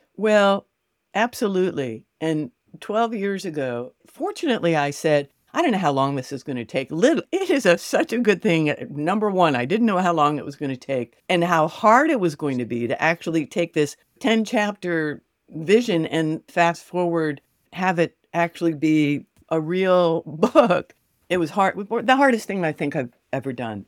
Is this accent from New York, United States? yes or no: yes; New York City, New York, United States; also born or lived in Connecticut / Fort Lauderdale, Florida; now in Gainesville, United States; I grew up in New York City with an identical twin sister.